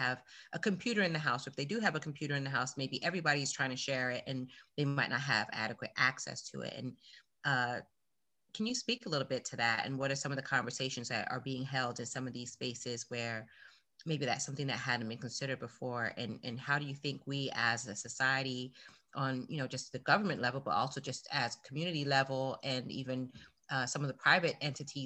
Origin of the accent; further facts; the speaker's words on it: Fort Lauderdale, Florida, United States; I was raised in Fort Lauderdale, went to a 90% Black school